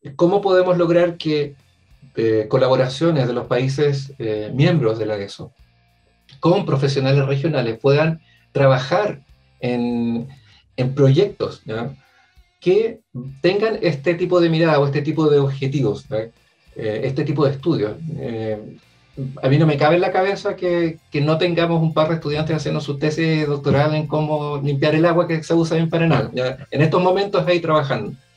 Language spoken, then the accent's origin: Spanish; Chile; estoy yo también como primer chileno representando la ESO